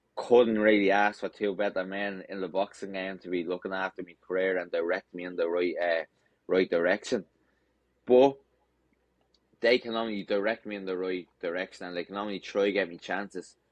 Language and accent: English; Dublin, Leinster, Ireland; my hometown of Dublin